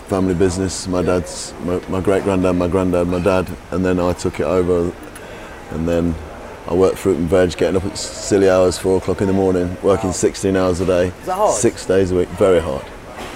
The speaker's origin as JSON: {"language": "English", "town": "Leicester", "region": "East Midlands", "country": "United Kingdom", "tie": "born or raised there", "said": "I was born in Leicester, born and raised in Leicester"}